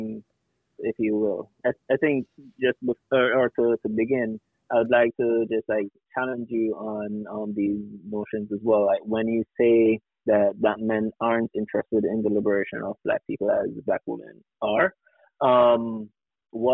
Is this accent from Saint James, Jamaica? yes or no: yes; Montego Bay, Saint James, Jamaica; moved away as an adult; now in New York, United States; I was born and raised in Montego Bay, Jamaica. Came to the States in 2006 for school and I've stayed here ever since.